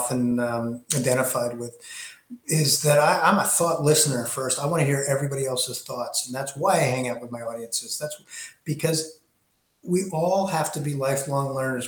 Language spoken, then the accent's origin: English; Greenwich, Connecticut, United States; I grew up in Greenwich, Connecticut